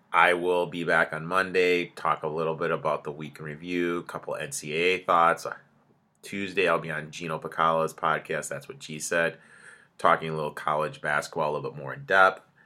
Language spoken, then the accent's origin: English; Michigan, United States; I grew up in Michigan